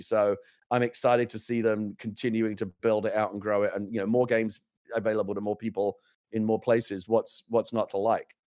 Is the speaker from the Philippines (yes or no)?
no; England, United Kingdom; now in United States; I came to America as an English person